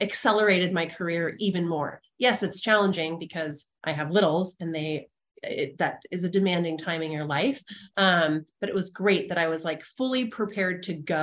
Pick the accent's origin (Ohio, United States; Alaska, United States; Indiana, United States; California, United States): California, United States; Santa Barbara; moved away as an adult; also born or lived in San Luis Obispo, California / Texas; now in Burlingame, United States; I grew up in Santa Barbara